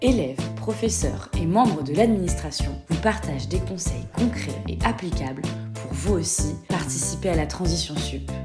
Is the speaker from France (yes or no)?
yes; Libourne, Nouvelle-Aquitaine, France; en ayant grandi euh, à Libourne en Gironde, pas loin de Bordeaux